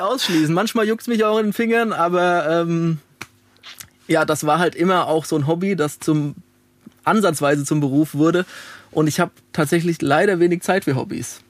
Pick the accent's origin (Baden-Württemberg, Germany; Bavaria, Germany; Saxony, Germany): Bavaria, Germany; Alzenau; moved away as an adult; also born or lived in Darmstadt / Dieburg; now in Frankfurt, Germany; Ich komme aus Alzenau. Das liegt zwischen Aschaffenburg und Hanau.